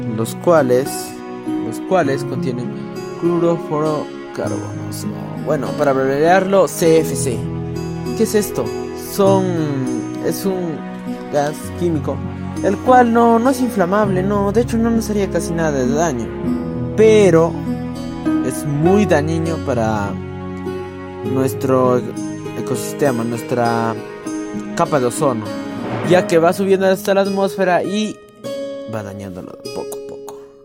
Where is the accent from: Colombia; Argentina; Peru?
Peru; En mi país